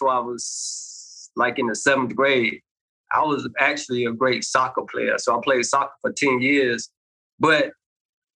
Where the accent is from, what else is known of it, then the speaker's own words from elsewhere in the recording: Rockingham, North Carolina, United States; also born or lived in New York; I was born in New York, but I grew up in Rockingham, North Carolina, right outside of Charlotte.